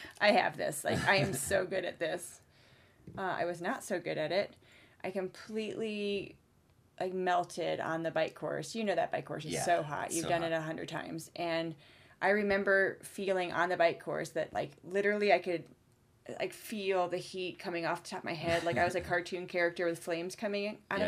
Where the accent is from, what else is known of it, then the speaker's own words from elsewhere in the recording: Indiana, United States; moved away as an adult; also born or lived in Florida; now in Colorado, United States; I grew up in Indiana and went to college in Florida